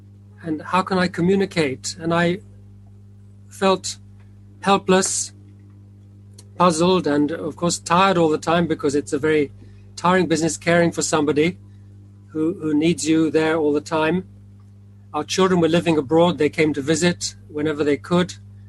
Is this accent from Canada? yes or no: no; India; born there; As you mentioned, I was born in India, and I went back to work in 1966, a long time ago.